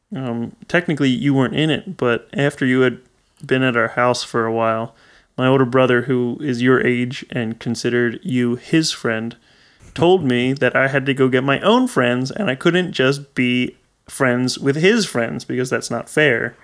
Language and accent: English; Pennsylvania, United States